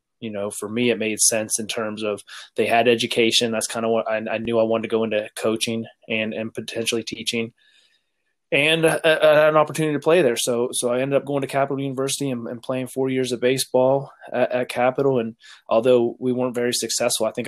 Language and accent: English; Steubenville, Ohio, United States; I grew up in Steubenville, Ohio, which is, you know, on the Pennsylvania, West Virginia, Ohio border